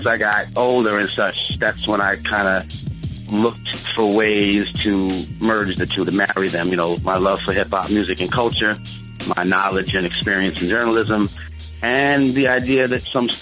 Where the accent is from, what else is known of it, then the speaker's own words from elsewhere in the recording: Long Island, New York, United States; also born or lived in East Orange, New Jersey; I'm a Long Island boy